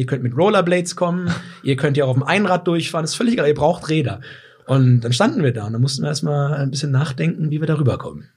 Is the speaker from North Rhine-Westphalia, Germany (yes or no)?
no; Weserbergland, Lower Saxony, Germany; moved away; komme ich äh, ganz ursprünglich aus dem Weserbergland, von einem äh, ehemals kleinen Bauernhof und bin halt viel mit Tieren aufgewachsen in der Natur